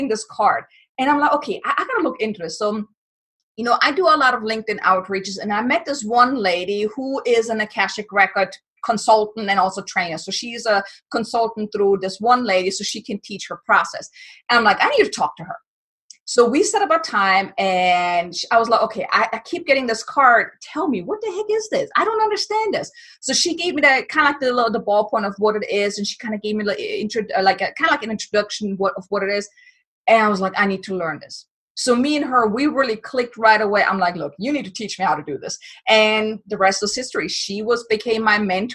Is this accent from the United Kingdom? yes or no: no; Germany; I'm from Germany